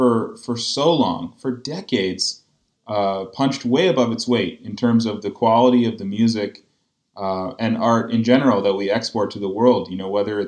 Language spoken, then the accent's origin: English; Canada; In fact, I'm quite proud to be Canadian.